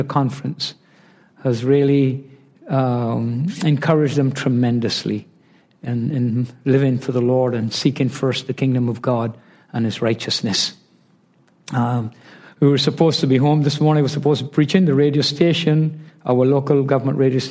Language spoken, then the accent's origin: English; Barbados; I'm from Barbados